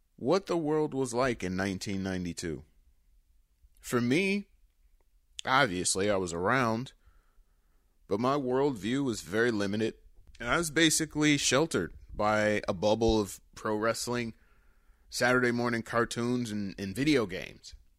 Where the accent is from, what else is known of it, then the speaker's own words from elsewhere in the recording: Detroit, Michigan, United States; my hometown, Detroit